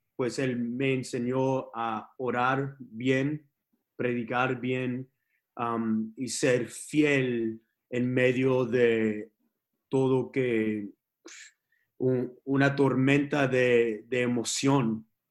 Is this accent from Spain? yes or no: no; Texas, United States; born or raised there; also born or lived in Los Angeles, California